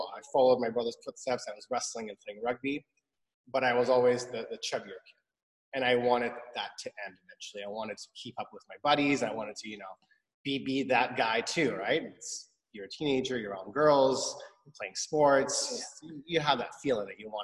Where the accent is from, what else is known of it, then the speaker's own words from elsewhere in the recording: Vancouver, British Columbia, Canada; also born or lived in Iran / Montreal; So I was five. We moved. We lived in Montreal for 2 years. Then we moved to Vancouver, and I've been here ever since